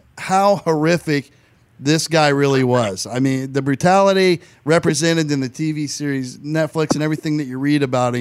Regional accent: Indiana, United States; I was born and raised in Indiana.

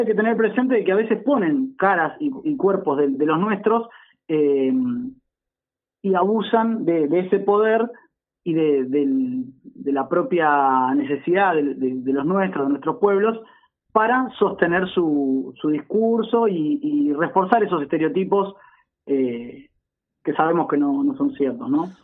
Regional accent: Argentina; somos, somos la Argentina misma

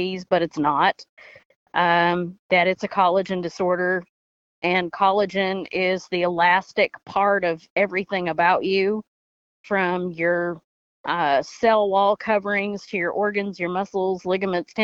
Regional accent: Henderson, Kentucky, United States; I'm from Henderson, Kentucky

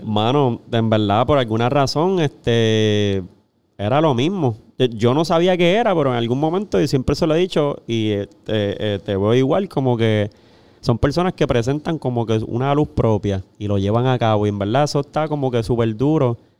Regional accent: Corozal, Puerto Rico; yo soy de ah. Corozal allá

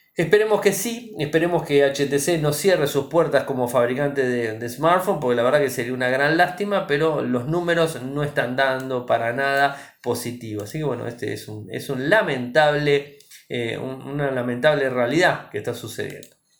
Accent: Argentina

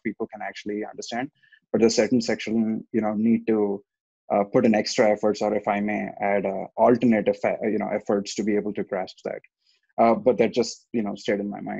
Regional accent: Hyderabad, Telangana, India; moved away as an adult; also born or lived in Chicago, Illinois, United States; now in Milwaukee, United States; I currently live in Milwaukee, Wisconsin, like Nabil just mentioned. But I'm originally from Hyderabad in India

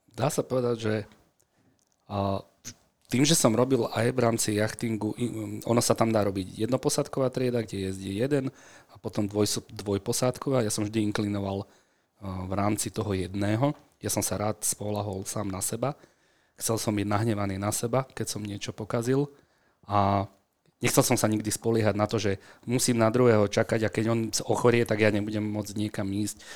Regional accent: Bratislava, Bratislava Region, Slovakia; also born or lived in Senec; vyrastal som na Kramároch bratislavských

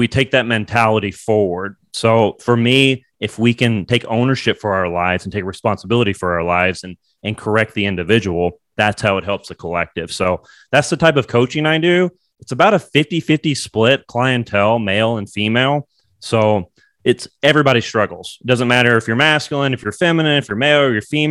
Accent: Bowling Green, Kentucky, United States; moved away; also born or lived in New York; I'm from Bowling Green, Kentucky

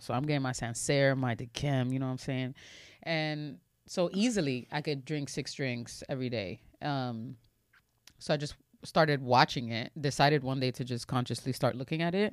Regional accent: New York City, New York, United States; I'm from the Bronx in Washington Heights

